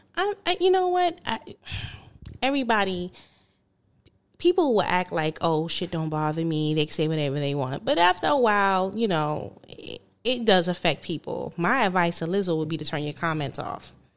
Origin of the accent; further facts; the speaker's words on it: New York, United States; moved away; I'm from New York